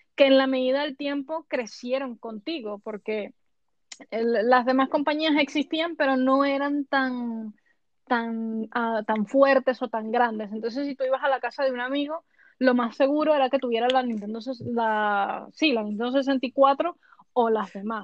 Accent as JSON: {"language": "Spanish", "country": "Venezuela", "tie": "born or raised there", "moved": "yes", "lives_now": "Spain", "said": "yo, por supuesto, me crié en el continente americano, yo soy venezolana"}